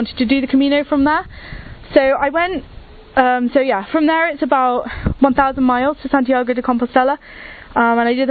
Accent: England, United Kingdom; I'm from England and I'm 20 years old

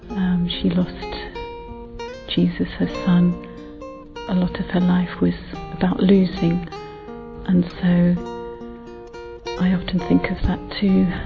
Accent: England, United Kingdom; I'm from England. My parents are Dutch.

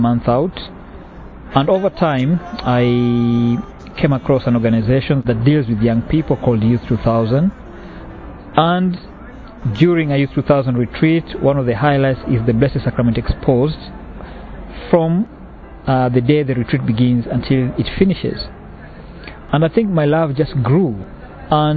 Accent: Kenya; moved away; I'm originally from Kenya.

